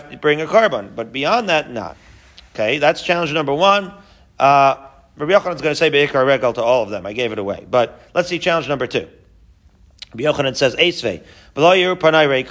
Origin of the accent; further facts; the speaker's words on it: Haifa, Haifa District, Israel; I grew up in Haifa